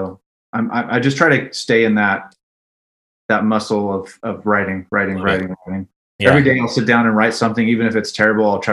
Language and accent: English; Stockton, California, United States; also born or lived in Napa / Roseville; now in Bakersfield, United States; I grew up in Stockton